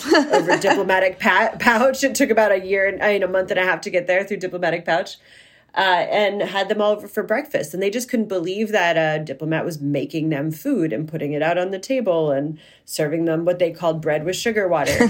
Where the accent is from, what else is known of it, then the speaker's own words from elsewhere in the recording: central Pennsylvania, United States; now in Maine, United States; I'm from central Pennsylvania